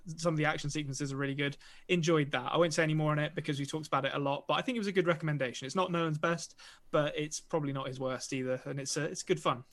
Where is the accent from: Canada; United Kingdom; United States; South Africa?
United Kingdom; England; I'm an Englishman